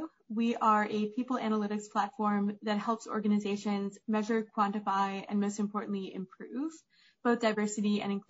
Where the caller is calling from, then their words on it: New York, United States; I am calling in from Manhattan.